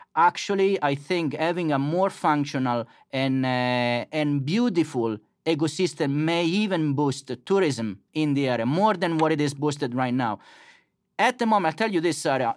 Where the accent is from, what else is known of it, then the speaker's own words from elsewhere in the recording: Macerata, Marche, Italy; moved away as an adult; now in Blacksburg, United States; I grew up in Macerata, which is a small town in the center part of Italy